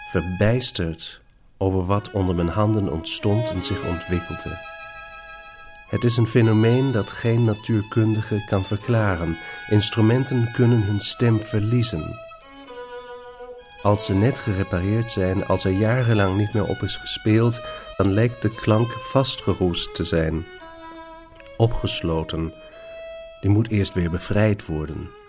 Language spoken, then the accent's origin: Dutch; Northern Germany, Germany; Dutch is a second language; now in Vienna, Austria; Maar ik, ik eh, woon in Wenen en daar spreekt men een ander Duits dan ik thuis heb gesproken. En als ik nu naar huis kom, dus naar Noord-Duitsla